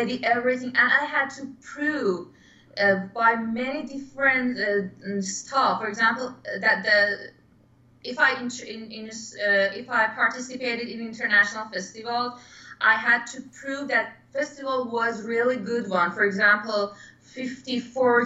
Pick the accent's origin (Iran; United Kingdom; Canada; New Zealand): Iran; English is a second language; moved away as an adult; also born or lived in Philadelphia; now in New York, United States; last year, I immigrated from Iran to Philadelphia